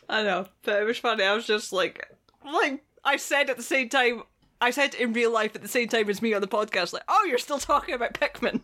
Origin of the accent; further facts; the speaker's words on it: Scotland, United Kingdom; I come from Scotland